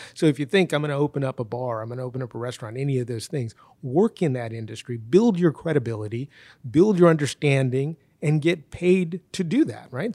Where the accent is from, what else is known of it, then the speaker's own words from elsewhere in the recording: United States; I was born in the United States, my wife was born in the United States, and my kids were born in the United States